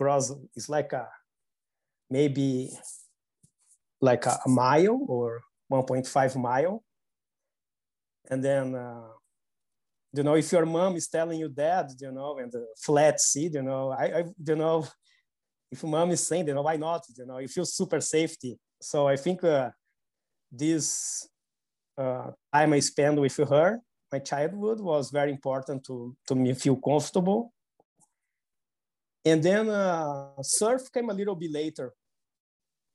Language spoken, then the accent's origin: English; Porto Alegre, Rio Grande do Sul, Brazil; I was born in South Brazil, in a city called Porto Alegre.